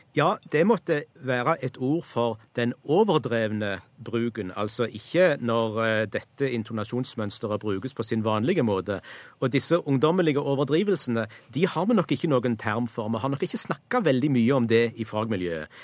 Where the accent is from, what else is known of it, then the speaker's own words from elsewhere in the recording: Western Norway, Norway; accent: West Norwegian; vil jeg si som vestlending